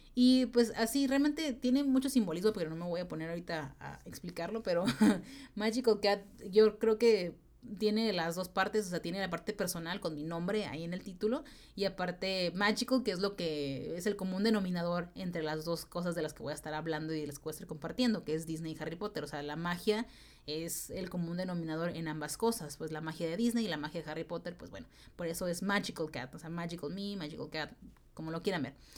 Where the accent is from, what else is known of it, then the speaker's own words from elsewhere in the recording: Tijuana, Baja California, Mexico; moved away; yo soy de Tijuana, de la ciudad de Tijuana, Baja California, México, que está pegada a San Diego